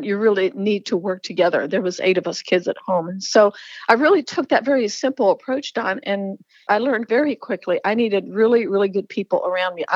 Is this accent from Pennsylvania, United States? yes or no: yes; Lancaster, Pennsylvania, United States; I grew up in the Amish culture in Lancaster, Pennsylvania.